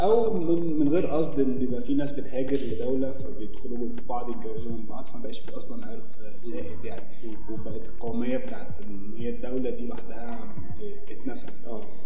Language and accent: Arabic; Egypt